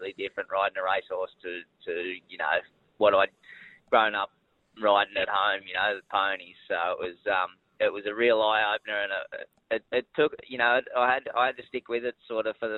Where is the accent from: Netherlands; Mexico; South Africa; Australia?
Australia; Gundagai, New South Wales; moved away as an adult; also born or lived in Canberra; I'm a Gundagai boy, born and bred in Gundagai down there near Wagga. Was there sort of up until I was 17